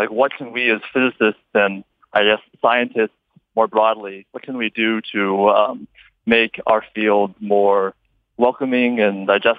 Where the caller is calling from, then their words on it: Las Vegas, Nevada, United States; I'm calling from the Las Vegas airport.